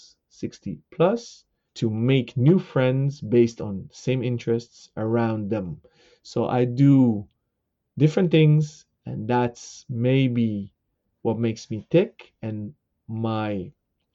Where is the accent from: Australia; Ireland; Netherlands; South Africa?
Netherlands; Amsterdam, North Holland; I'm born and raised in Amsterdam, the Netherlands